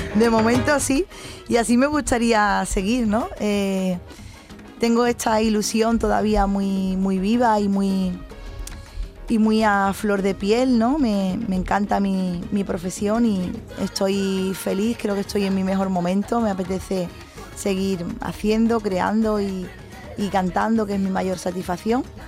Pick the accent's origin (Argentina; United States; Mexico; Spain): Spain; Cádiz, Andalusia; Cádiz y que es donde yo he nacido